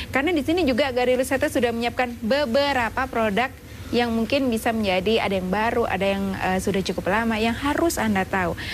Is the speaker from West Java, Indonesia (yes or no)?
no; Bojonegoro, East Java, Indonesia; Dari Baran Bojonegoro.